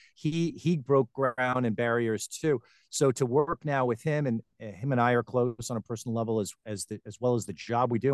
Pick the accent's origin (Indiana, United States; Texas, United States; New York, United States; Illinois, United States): New York, United States; Garden City; moved away as an adult; also born or lived in Tampa Bay, Florida; now in Florida, United States; I was born and raised in Long Island, New York, Garden City, Long Island, to be specific